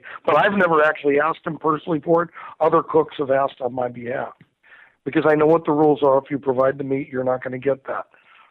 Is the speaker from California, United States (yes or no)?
yes; Indio, California, United States; born or raised there